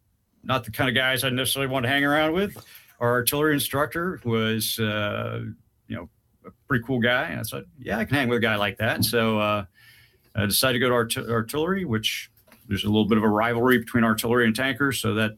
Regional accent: Kansas, United States; moved away as an adult; But my last 8 years I spent growing up in Kansas, so I've got a little bit of that Midwestern part, but haven't been back since I left at 18.

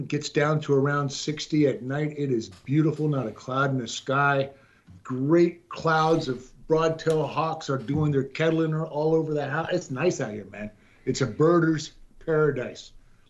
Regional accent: Honolulu, Hawaii, United States; born there; now in McAllen, United States; No, I was born in Honolulu, Hawaii.

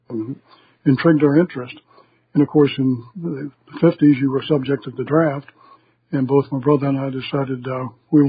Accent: Dormont, Pennsylvania, United States; also born or lived in Brownsville, Pennsylvania; I was born in Brownsville, Pennsylvania, about 35 miles south of Pittsburgh. I lived most of my life, young life, in suburbs of Pittsburgh, a little town called Dormont

